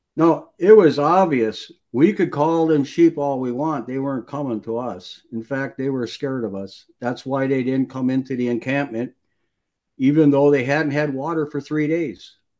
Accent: Wisconsin, United States; I grew up in Wisconsin and I worked on many farms

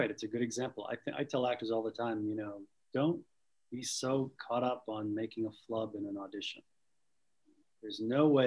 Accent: Boston, Massachusetts, United States; accent: Boston; I lost my my severe Boston accent to the point now where I couldn't do it again if I wanted to.

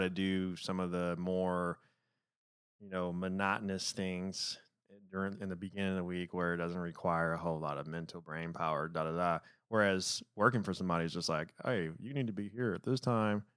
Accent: Detroit, Michigan, United States; moved away; growing up in Detroit

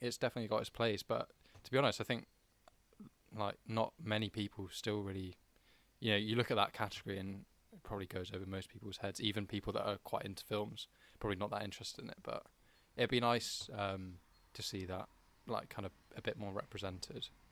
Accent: United Kingdom; we as British people

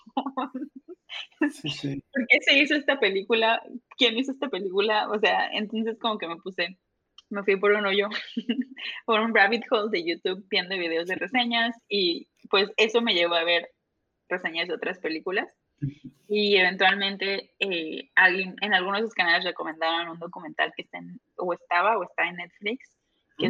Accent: Veracruz, Mexico; moved away as an adult; also born or lived in Monterrey / Mexico City; now in United States; soy de Veracruz, eh, estudié

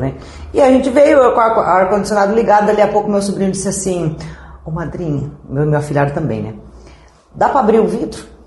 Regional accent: São Miguel do Iguaçu, Paraná, Brazil; moved away as an adult; also born or lived in Inácio Martins; Sou de São Miguel, nascida em, eh, a nascida e criada em Santa Cruz do Ocoí, que é uma comunidade ao lado de Santa Rosa

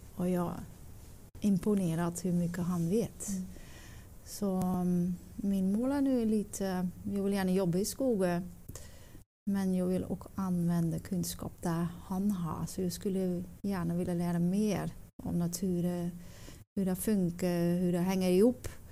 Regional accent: Netherlands; Swedish is a second language; moved away as an adult; now in Stöllet, Sweden; Jag kommer från Holland

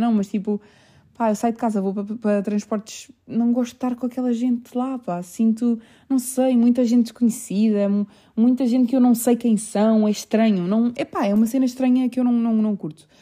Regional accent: Portugal; also born or lived in England; eu só nasci em Inglaterra e eu vim para aqui, eu sou portuguesa

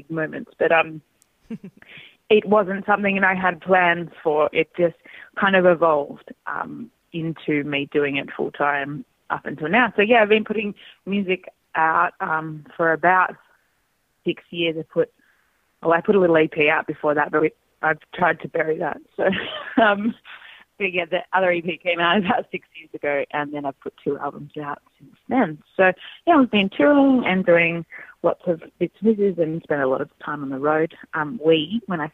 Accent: Western New South Wales, Australia; also born or lived in Sydney; I grew up in Western New South Wales on a farm

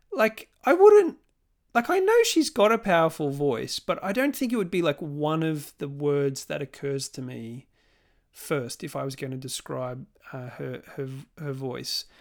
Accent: Melbourne, Victoria, Australia; my hometown of Melbourne

